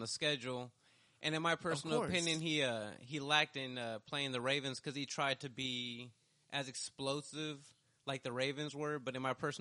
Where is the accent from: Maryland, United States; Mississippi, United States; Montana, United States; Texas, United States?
Texas, United States; Dallas; I was born and raised here